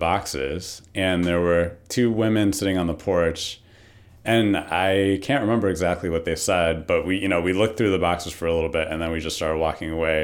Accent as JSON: {"language": "English", "town": "Brecksville", "region": "Ohio", "country": "United States", "tie": "born or raised there", "lives_now": "Cleveland, United States", "said": "I grew up in Brecksville, so I just have to stay there"}